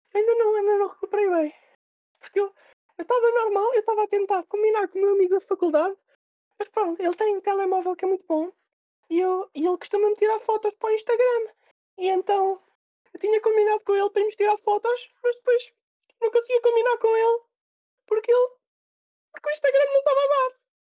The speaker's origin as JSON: {"language": "Portuguese", "country": "Portugal", "said": "nós, como Tugas"}